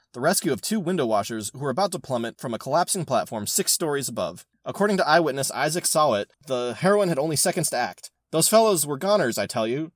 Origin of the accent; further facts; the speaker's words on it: California, United States; I'm from California